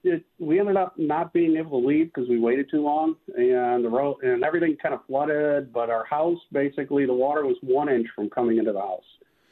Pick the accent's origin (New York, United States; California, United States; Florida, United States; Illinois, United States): New York, United States; Western; moved away as an adult; now in Marco Island, United States; like growing up in Western New York